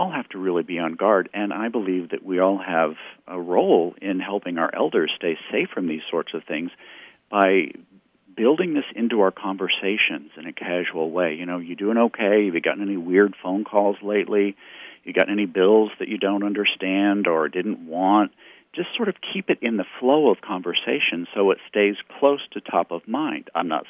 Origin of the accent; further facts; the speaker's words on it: Missouri, United States; certainly here in my home state in Missouri